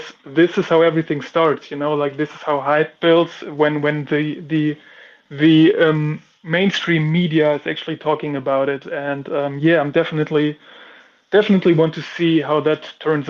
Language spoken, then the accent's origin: English; Germany; I'm from Germany